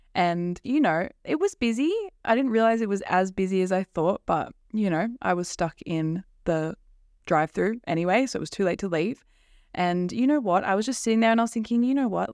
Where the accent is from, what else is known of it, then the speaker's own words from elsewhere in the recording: Central Coast, New South Wales, Australia; I'm from the Central Coast. It's kind of near Sydney in Australia